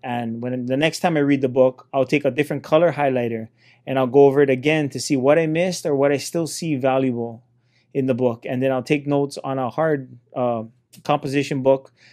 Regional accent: Hilo, Hawaii, United States; I come from Hilo, Hawaii

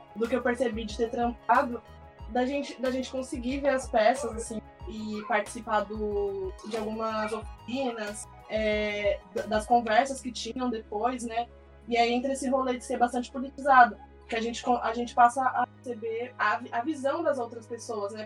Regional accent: Santo André, São Paulo, Brazil; sou de Santo André também

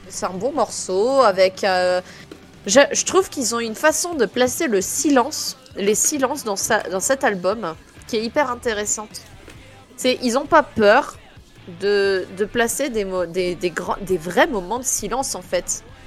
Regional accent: France; je suis française

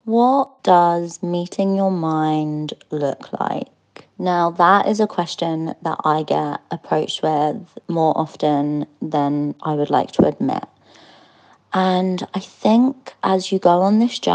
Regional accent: London, United Kingdom; I'm from London

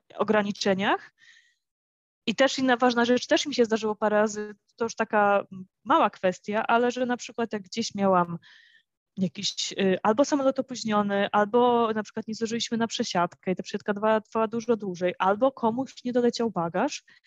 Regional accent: Warsaw, Masovian Voivodeship, Poland; moved away as an adult; now in Santa Maria, Cape Verde; jestem z Warszawy

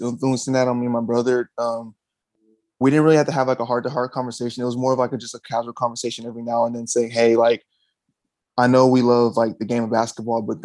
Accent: Houston, Texas, United States; I'm actually born and raised out of Houston. So I've grew up here all my life. I grew up in the, I would say like the Cypress Katy area

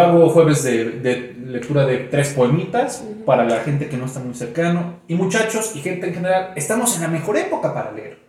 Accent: Mexico; yo di clases un tiempo en mi pueblo, Tenen York

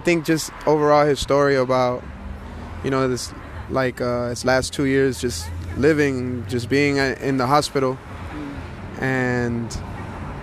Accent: Hialeah, Florida, United States; I'm from Hialeah, Miami, Florida.

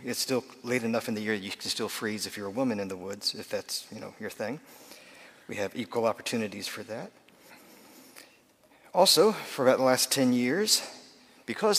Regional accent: United States; I'm an American

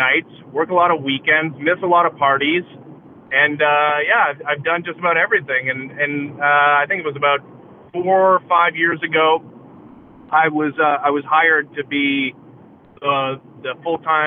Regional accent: Oakville, Ontario, Canada; I grew up in the Greater Toronto area, just outside of Toronto, in a little suburb called Oakville

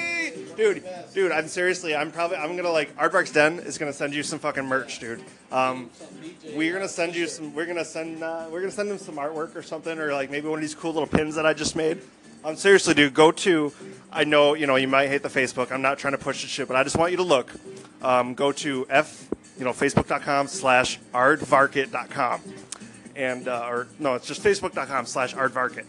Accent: Detroit, Michigan, United States; I'm originally from Detroit

